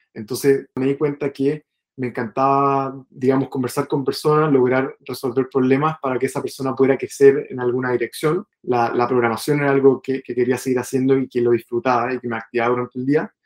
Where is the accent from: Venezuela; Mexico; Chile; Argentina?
Chile; moved away as an adult; yo soy chileno.